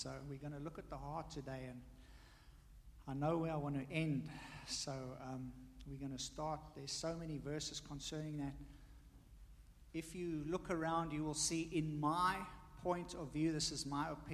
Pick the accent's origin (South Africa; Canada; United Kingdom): South Africa; now in United States; me being South African, my wife, Taiwanese